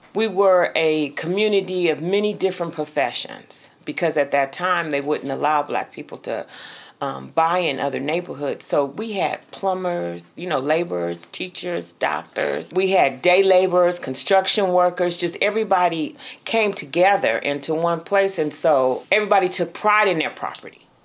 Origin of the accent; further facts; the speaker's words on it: Richmond, California, United States; I'm from Richmond, California, but I've been a resident of Parchester Village for the last 20 years now